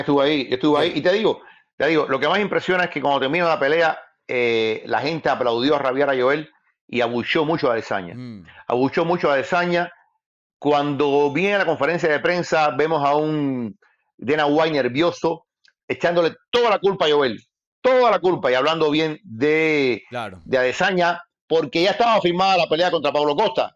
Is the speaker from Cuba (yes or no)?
yes; Cuba; moved away as an adult; después me fui de Cuba, me fui de Cuba y ejercí